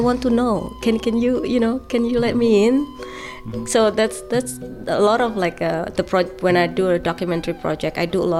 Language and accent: English; Surakarta, Central Java, Indonesia; moved away as an adult; now in West Stockbridge, United States; I grew up in the poor side of Solo